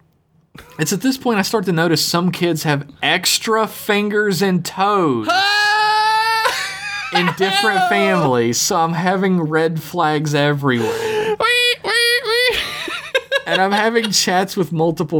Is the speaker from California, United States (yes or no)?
no; West Virginia, United States; I grew up in West Virginia, so there was always, like, people at the fringes of my school